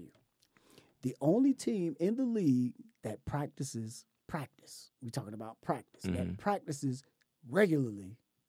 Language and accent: English; Chicago, Illinois, United States; You know, I'm from Chicago